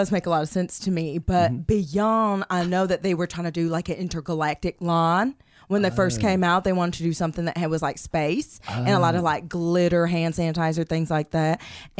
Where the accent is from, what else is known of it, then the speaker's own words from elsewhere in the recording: Okoboji, Iowa, United States; Secondly, I'm from Okoboji, Iowa, home of the rib. And I guess it's just kind of like where I learned to love meat, and I worked on farm as a little girl.